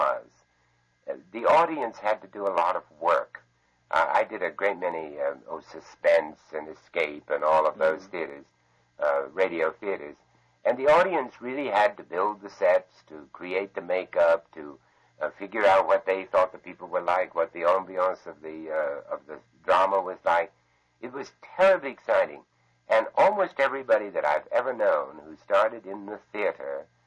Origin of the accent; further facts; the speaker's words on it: United States; also born or lived in London; I'm an American